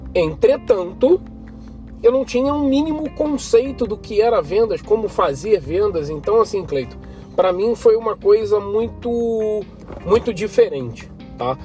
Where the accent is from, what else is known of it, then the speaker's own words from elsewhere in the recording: Rio de Janeiro, Brazil; sou carioca, 38 anos de idade